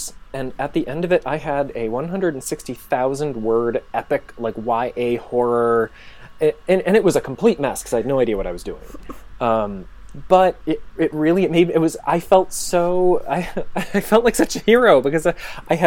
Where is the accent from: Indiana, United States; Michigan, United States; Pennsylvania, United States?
Michigan, United States; also born or lived in Los Angeles / Finland; now in Chicago, United States; I grew up in Michigan.